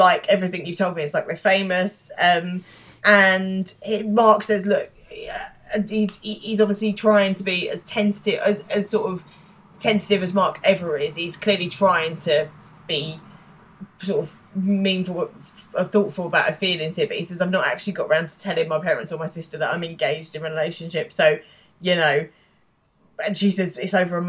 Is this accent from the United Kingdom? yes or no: yes; England, United Kingdom; we are English